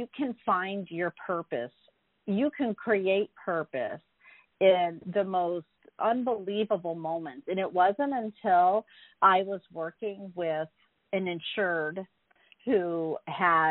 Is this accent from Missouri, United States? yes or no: yes; St. Louis, Missouri, United States; moved away as an adult; also born or lived in San Francisco; I grew up in St. Louis, Missouri, and when I was 19, I got in a car by myself and drove to San Francisco